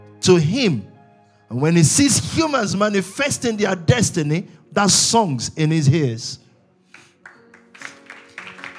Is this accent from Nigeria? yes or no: yes; Nigeria; I was born in Nigeria